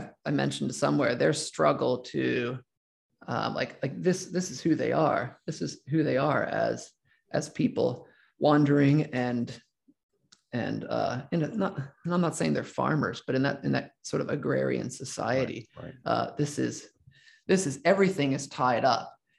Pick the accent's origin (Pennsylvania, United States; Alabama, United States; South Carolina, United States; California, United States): Pennsylvania, United States; Southern Lancaster County; I grew up generally in Southern Lancaster County